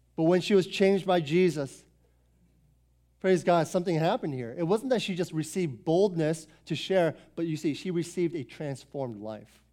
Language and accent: English; Foster City, Northern Virginia, United States; I was born and raised here in Northern Virginia. Grew up in Foster City since nineteen eighty-eight, okay? I lived here my whole life